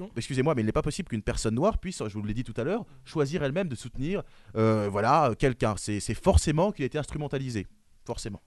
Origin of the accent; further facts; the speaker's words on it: France; Je suis français